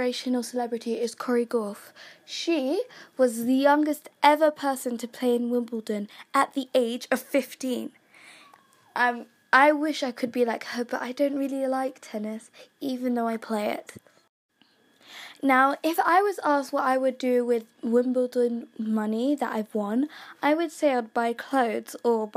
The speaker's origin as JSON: {"language": "English", "country": "Kenya", "said": "I'm from Kenya"}